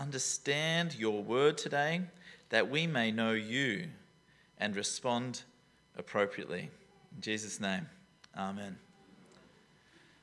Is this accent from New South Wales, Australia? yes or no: yes; Taree, New South Wales, Australia; I'm from Taree, you know, like that. If you don't know Taree, it's coastal Australia